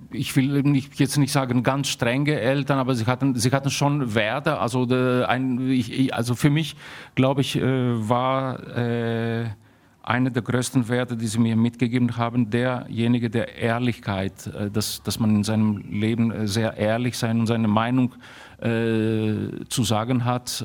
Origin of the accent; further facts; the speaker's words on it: Athens, Attica, Greece; moved away as an adult; also born or lived in Darmstadt, Germany; Ich bin in Athen aufgewachsen